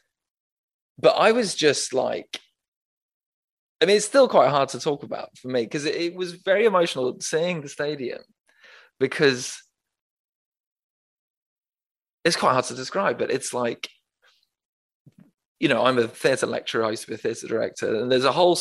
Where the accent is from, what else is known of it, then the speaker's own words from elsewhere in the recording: Manchester, North West England, United Kingdom; I was born in Manchester